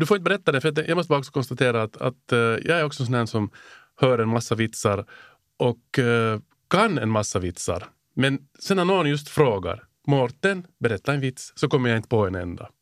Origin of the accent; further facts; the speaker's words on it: Helsinki, Uusimaa, Finland; accent: Finland Swedish; en sån här Helsingforsbo som jag